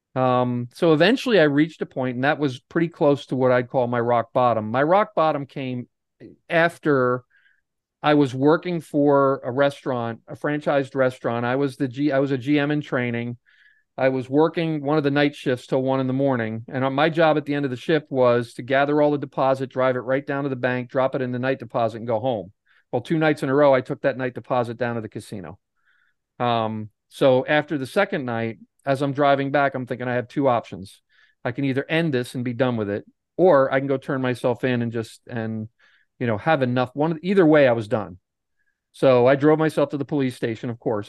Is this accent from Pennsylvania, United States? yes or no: yes; Pennsylvania, United States; I'm from Pennsylvania. I'm not too far from Atlantic City